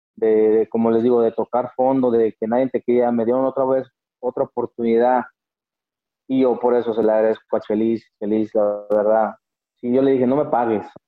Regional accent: El Salto, Jalisco, Mexico; Ahí en el Salto, mi pueblo

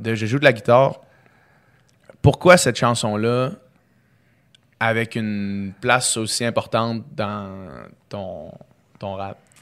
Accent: Quebec City, Quebec, Canada; also born or lived in Chicoutimi; j'ai 26 ans. Euh, je suis né à Chicoutimi, j'ai grandi à Québec

